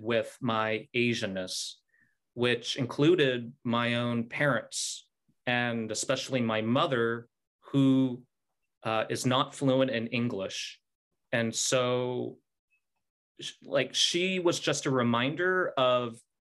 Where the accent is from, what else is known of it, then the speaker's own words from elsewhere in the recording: Salt Lake City, Utah, United States; moved away; I grew up in Salt Lake City, Utah